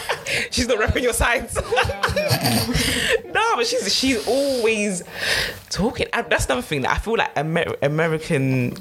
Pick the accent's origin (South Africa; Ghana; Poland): Ghana; It's mad that we're all Ghanaian as well.